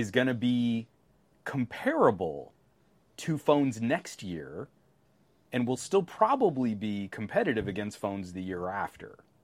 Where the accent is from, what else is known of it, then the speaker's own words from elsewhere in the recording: United States; I'm American